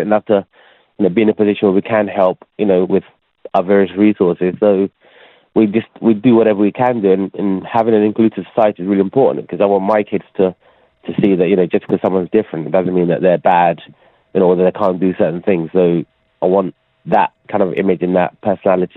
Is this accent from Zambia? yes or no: no; Ghana; moved away; I was born in Ghana